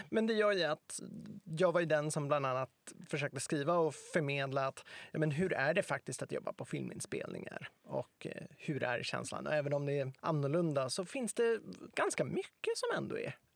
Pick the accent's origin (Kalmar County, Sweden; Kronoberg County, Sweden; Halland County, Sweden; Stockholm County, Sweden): Stockholm County, Sweden; Stockholm; För att jag är uppväxt i Stockholm, jag kan Stockholm bra, jag kan Stockholms historia bra